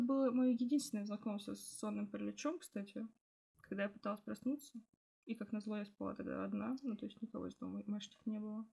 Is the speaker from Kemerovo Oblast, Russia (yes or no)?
yes; Prokopyevsk, Kemerovo Oblast, Russia; я вот из Прокопьевска, это шахтерский го- город